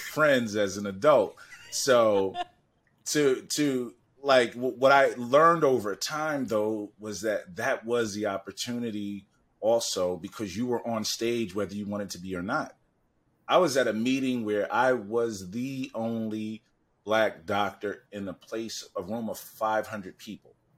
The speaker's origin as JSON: {"language": "English", "town": "New York City", "region": "New York", "country": "United States", "tie": "born or raised there", "said": "I'm from Harlem"}